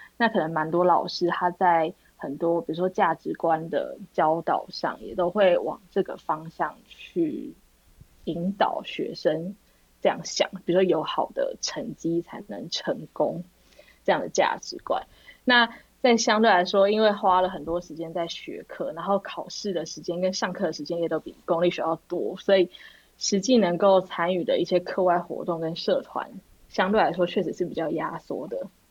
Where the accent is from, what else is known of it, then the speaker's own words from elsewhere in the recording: Taipei, Taiwan; 我是土生土长的台北人